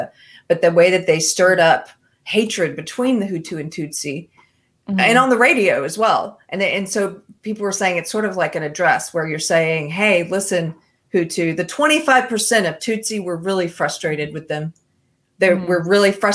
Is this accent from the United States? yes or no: yes; South Carolina, United States; now in Texas, United States; I'm from South Carolina originally. I live in Texas now.